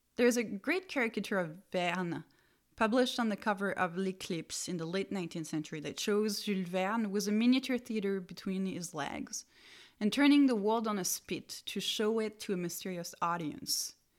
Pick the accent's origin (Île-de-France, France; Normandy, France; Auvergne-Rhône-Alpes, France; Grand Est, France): Grand Est, France; Strasbourg; the Museum of Natural History of my hometown, Strasbourg